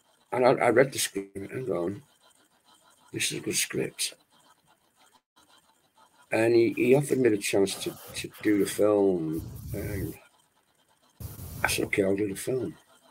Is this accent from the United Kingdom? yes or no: yes; Wales, United Kingdom; also born or lived in Manchester; I was brought up in Wales, and Wales is part of my life. And the Welsh people, I consider myself Welsh, even though I was born in Manchester. I was brought up in Wales till I was 3 years of age.